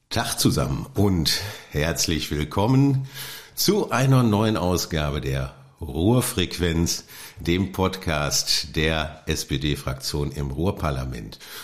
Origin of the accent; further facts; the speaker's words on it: Oberhausen, North Rhine-Westphalia, Germany; Ich komme gerne aus Oberhausen